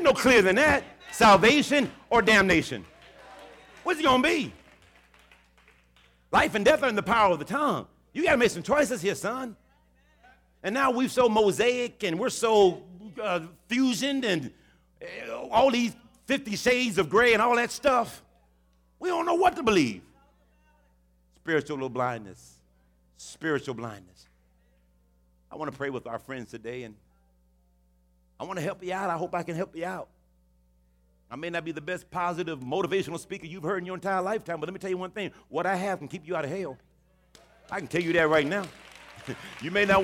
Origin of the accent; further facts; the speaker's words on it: Houston, Texas, United States; in Texas and Houston, particularly my hometown city